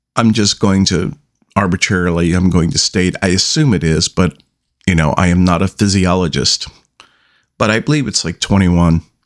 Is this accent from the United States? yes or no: yes; United States; I am an American